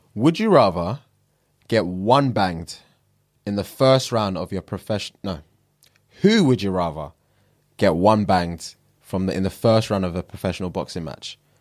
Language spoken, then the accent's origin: English; Nigeria; I'm Nigerian